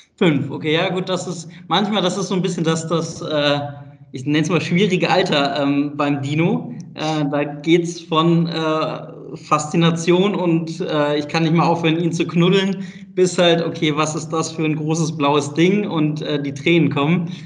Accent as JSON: {"language": "German", "town": "Bonn", "region": "North Rhine-Westphalia", "country": "Germany", "tie": "born or raised there", "said": "Ich bin gebürtiger Bonner, also aus NRW"}